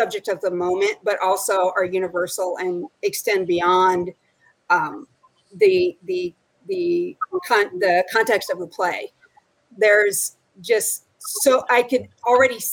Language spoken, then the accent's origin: English; Bay Area, California, United States; moved away as an adult; now in Arizona, United States; I'm from the Bay Area.